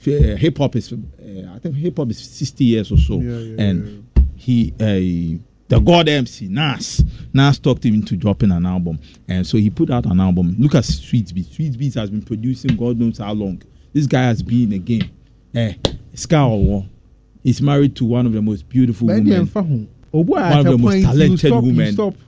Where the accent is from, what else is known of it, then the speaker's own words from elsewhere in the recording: Kumasi, Ashanti, Ghana; No, in Kumasi. I'm from Ghana. In Kumasi.